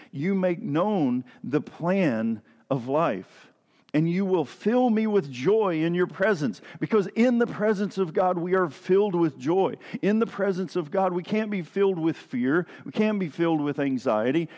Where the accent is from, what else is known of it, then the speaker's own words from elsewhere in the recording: East Tennessee, United States; moved away; I grew up down in Tennessee, in East Tennessee